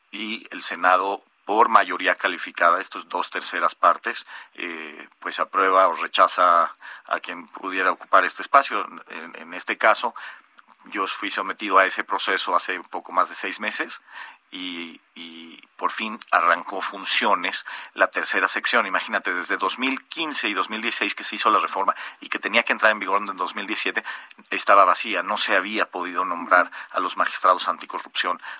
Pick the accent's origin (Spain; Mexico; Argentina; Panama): Mexico; creo que sí, que como Estado mexicano vamos, hemos ido caminando